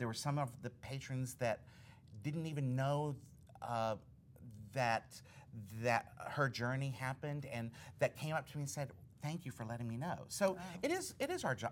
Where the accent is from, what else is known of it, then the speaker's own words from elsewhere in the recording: Alabama, United States; I grew up in Alabama